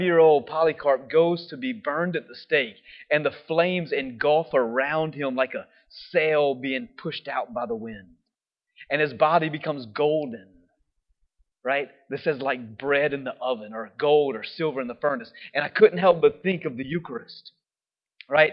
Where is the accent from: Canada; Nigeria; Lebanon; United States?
United States; We're from America.